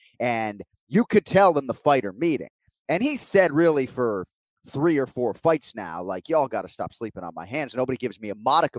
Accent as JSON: {"language": "English", "country": "United States", "said": "And, you know, as an American, we talked about this a little bit on the program last week."}